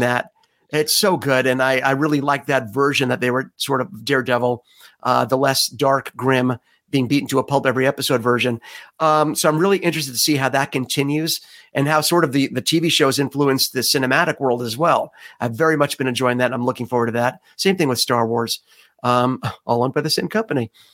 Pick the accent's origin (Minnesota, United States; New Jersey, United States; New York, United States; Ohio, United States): New York, United States; New York City; that's my hometown